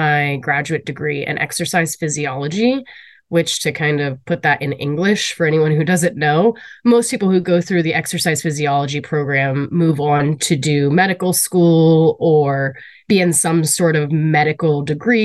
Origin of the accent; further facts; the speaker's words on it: Southern Ohio, United States; moved away as an adult; also born or lived in Akron, Ohio; now in Cleveland, United States; I grew up in Ohio, Southern Ohio, specifically more rural Rust Belt area, small town, very manufacturing driven